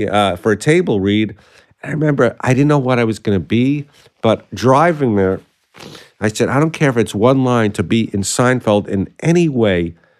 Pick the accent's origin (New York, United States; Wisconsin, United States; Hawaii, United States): New York, United States; New York City; accent: Brooklyn; moved away as an adult; now in Los Angeles, United States; I grew up in Sheepshead Bay in Brooklyn